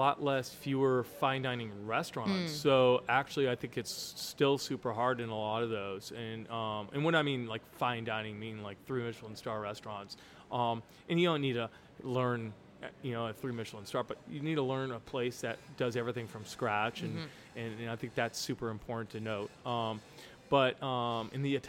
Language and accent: English; Santa Fe, New Mexico, United States; moved away as an adult; now in St. Louis, United States; I grew up in Santa Fe, New Mexico, and our family had a restaurant there